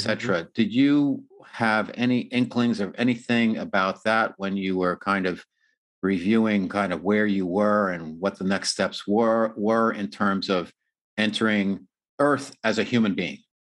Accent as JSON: {"language": "English", "country": "United States", "moved": "yes", "lives_now": "San Diego, United States", "said": "I'm from New York in the New Jersey area"}